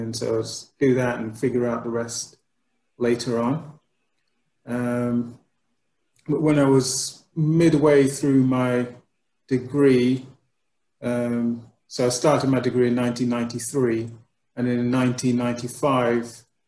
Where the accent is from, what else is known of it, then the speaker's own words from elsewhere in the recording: Montserrat; also born or lived in United Kingdom; I was born in the United Kingdom, but I came to Montserrat when I was about 7 years old.